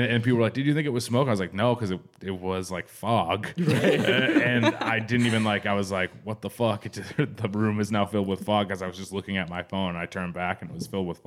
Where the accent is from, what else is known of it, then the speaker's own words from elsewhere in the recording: New England, United States; now in Los Angeles, United States; I'm from New England and it's old and there's a lot of old houses